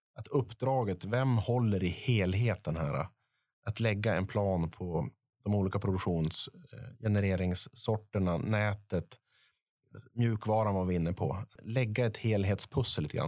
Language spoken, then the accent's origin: Swedish; Piteå, Norrbotten County, Sweden; uppe i norr i Piteå, min, mina hemtrakter